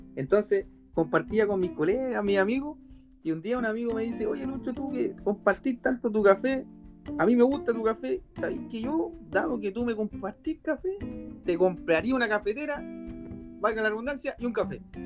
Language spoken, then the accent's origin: Spanish; Concepción, Biobío, Chile; yo soy de Concepción